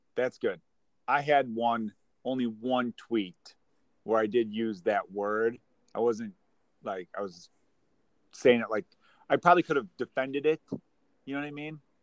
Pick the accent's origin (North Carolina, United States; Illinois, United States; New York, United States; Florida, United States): Illinois, United States; Chicago; I grew up in Chicago